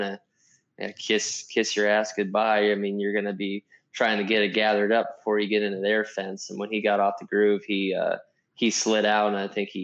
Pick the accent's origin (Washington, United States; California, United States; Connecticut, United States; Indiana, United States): Washington, United States; I grew up in Washington State, the northwest corner of the United States.